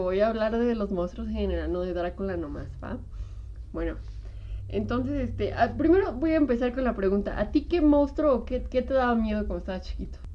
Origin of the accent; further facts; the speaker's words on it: Mexico; como mexicanos